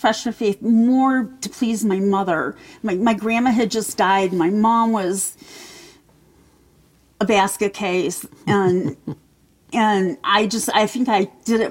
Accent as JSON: {"language": "English", "town": "Jackson", "region": "Michigan", "country": "United States", "tie": "born or raised there", "moved": "yes", "lives_now": "Logan, United States", "said": "I was born in Jackson, Michigan"}